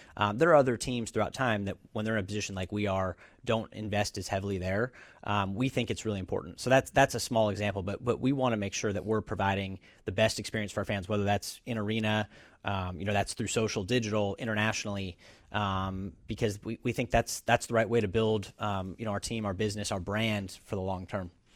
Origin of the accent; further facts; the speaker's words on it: Bay Area, California, United States; also born or lived in Los Angeles; I grew up in the Bay Area. Um, so been here all my life, uh, aside from school, went to U C L